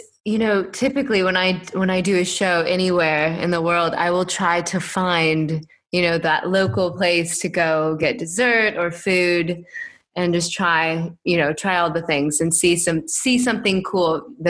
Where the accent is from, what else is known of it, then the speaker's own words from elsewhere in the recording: Iowa, United States; I grew up in the Midwest, little farm town in Des Moines, Iowa, just east of Des Moines.